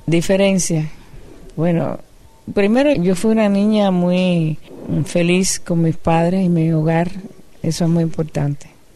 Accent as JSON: {"language": "Spanish", "country": "Cuba", "said": "yo soy cubana, caribeña"}